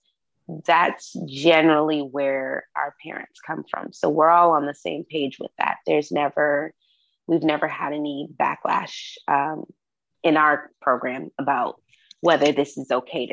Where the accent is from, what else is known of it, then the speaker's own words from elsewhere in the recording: Massachusetts, United States; now in Georgia, United States; I grew up in Massachusetts where guns were not looked at as something to be played